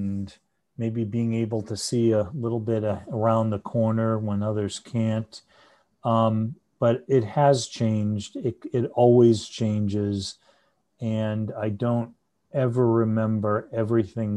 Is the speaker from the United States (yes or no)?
yes; Haverhill, Massachusetts, United States; I grew up in Haverhill